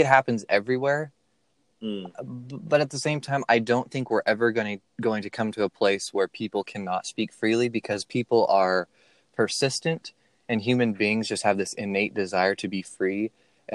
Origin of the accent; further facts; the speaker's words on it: United States; as an American